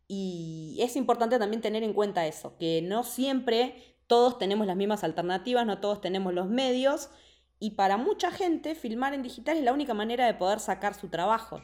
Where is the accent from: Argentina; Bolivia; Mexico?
Argentina; La Plata, Buenos Aires Province; yo soy de La Plata